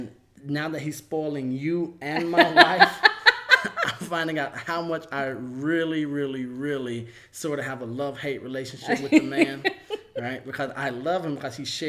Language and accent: English; Alabama, United States; I'm from Alabama